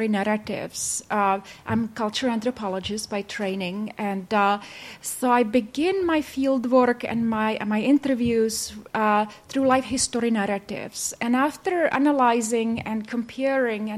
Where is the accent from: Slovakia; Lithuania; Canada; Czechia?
Czechia; also born or lived in Baltimore, United States; I was from Czech, so people I worked with are mostly from Czech side